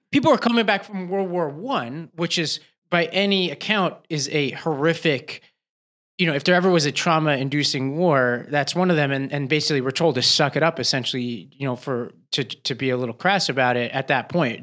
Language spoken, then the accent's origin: English; New York City, New York, United States; I grew up in Staten Island